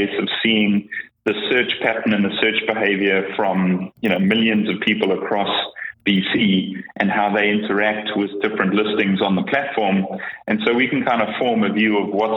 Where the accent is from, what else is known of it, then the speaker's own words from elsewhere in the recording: South Africa; moved away as an adult; now in British Columbia, Canada; I'm originally from South Africa, kind of grew up there, schooled there, went to varsity there, actually started my first business there.